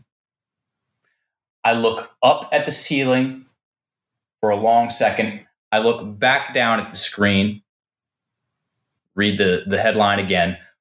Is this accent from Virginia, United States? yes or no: yes; Richmond, Virginia, United States; moved away as an adult; I'm some dude from Richmond, Virginia. You know, my dad is a small business guy. My mom was a teacher, and I was brought up Southern Baptist.